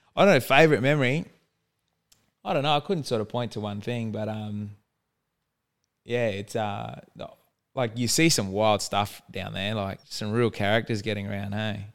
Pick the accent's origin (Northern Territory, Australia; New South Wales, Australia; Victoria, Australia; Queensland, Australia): Northern Territory, Australia; Darwin; Grew up in Darwin, born in Darwin Hospital